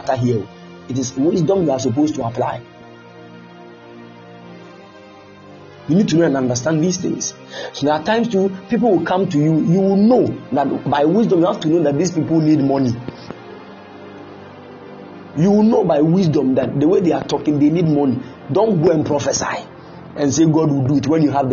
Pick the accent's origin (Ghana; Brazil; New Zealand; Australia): Ghana; Kumasi, Ashanti; moved away; I came from Kumasi